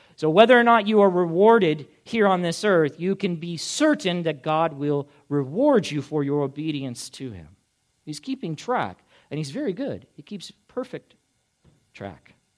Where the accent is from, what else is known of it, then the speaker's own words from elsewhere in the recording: United States; as an American living here in this country